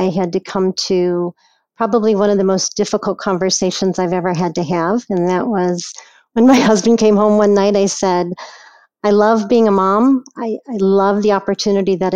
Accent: Chicago, Illinois, United States; was born and raised in Chicago

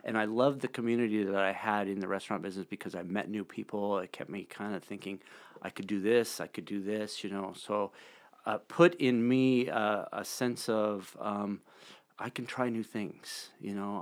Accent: Bozeman, Montana, United States; also born or lived in Red Lodge; now in Billings, United States; I grew up in Bozeman.

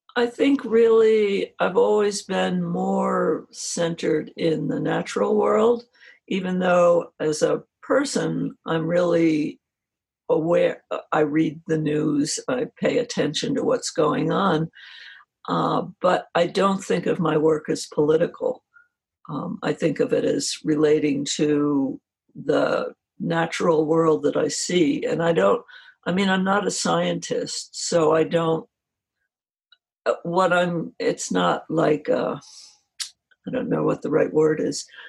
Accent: New Jersey, United States; moved away; I grew up where I grew up in New Jersey.

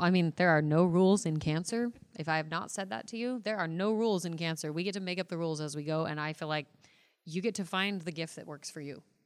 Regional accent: Mesa, Arizona, United States; I am from Mesa, Arizona

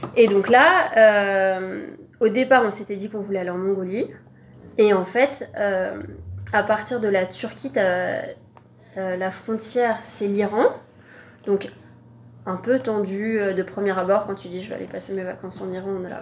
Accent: France; en tant que Français, en tant qu'Européen

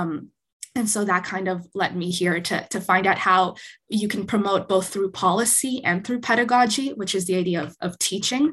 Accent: Winnipeg, Manitoba, Canada; moved away; I grew up in Winnipeg

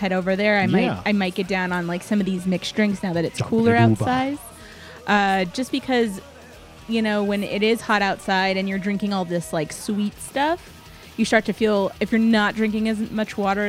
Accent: San Antonio, Texas, United States; I grew up in San Antonio

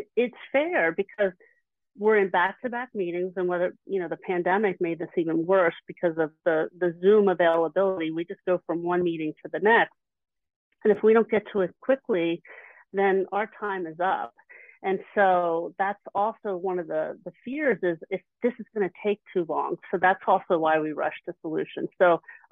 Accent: Philadelphia, Pennsylvania, United States; I'm from the Philly area.

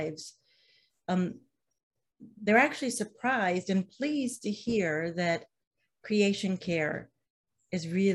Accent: Midwest, United States; now in Vermont, United States; I'm from the Midwest

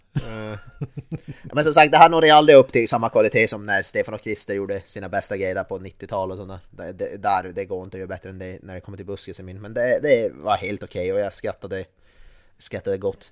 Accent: Norrland, Sweden; som norrlänning

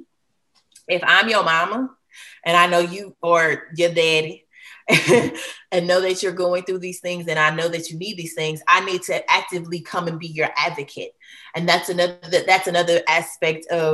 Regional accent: Hattiesburg, Mississippi, United States; I am a Mississippian to my heart. I'm from Hattiesburg, Mississippi.

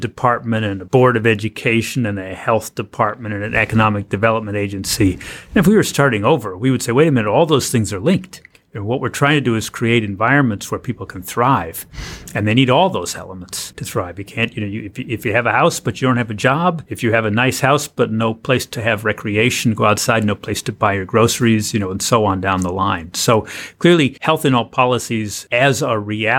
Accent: Pennsylvania, United States; my home state of Pennsylvania

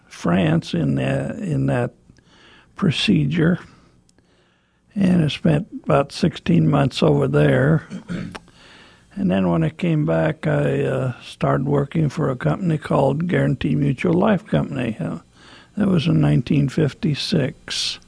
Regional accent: Ashland, Nebraska, United States; And my folks moved to Ashland, Nebraska in 1932.

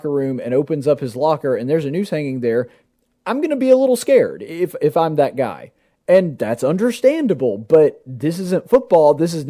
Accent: the South, United States; we like the South and we like the fact that we're from the South nowadays.

